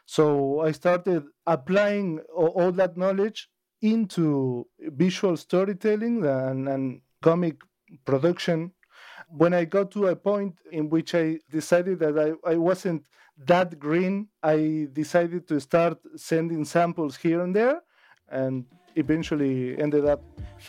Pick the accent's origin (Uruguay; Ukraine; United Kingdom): Uruguay; Colonia del Sacramento, Colonia; I am born and raised in Uruguay, in Colonia del Sacramento, which is the capital of Colonia, and Colonia would be the state. So I'm from Colonia del Sacramento, Colonia, Uruguay.